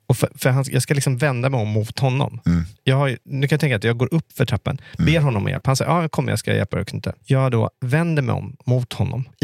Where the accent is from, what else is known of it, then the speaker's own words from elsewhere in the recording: Greenwich, Connecticut, United States; jag bodde ute i Greenwich där jag växte upp. 45 minuter utanför med tåg